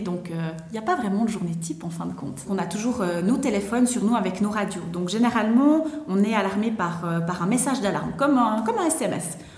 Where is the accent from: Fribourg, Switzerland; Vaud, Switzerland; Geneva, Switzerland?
Vaud, Switzerland; also born or lived in London; je viens de la région du Gros-de-Vaud